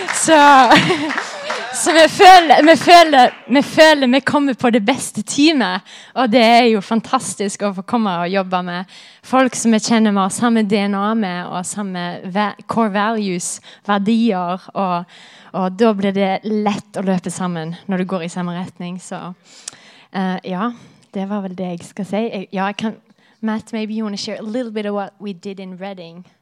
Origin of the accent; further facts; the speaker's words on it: Haugesund, Rogaland, Norway; moved away as an adult; also born or lived in Redding, United States; Jeg er fra Haugesund.